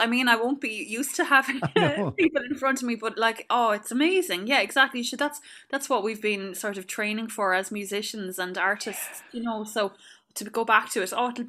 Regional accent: Clonmel, Munster, Ireland; moved away; growing up in Clonmel, I went to the Sisters of Charity and went to the Loretto.

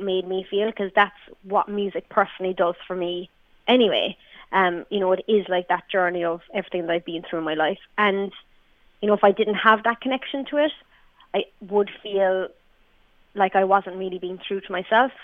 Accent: Ireland; We're we're Irish female artists

